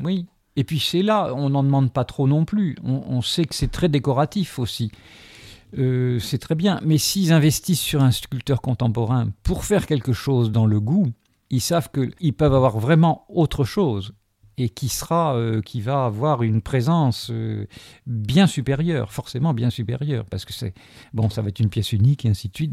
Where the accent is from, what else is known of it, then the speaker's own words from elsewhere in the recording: Algeria; now in France; je suis né en Algérie notamment, et je suis venu en France en 63